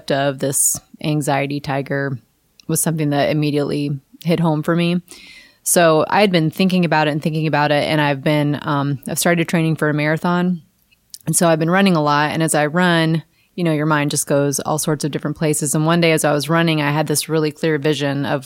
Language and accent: English; Kentucky, United States; moved away; I grew up in Kentucky, maybe, where we didn't have, you know, big water